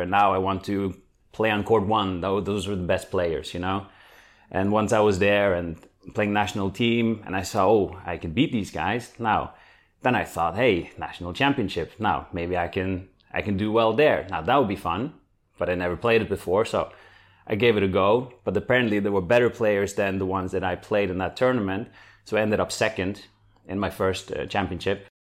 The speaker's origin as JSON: {"language": "English", "country": "Norway", "moved": "as an adult", "lives_now": "Netherlands", "said": "I'm from Norway"}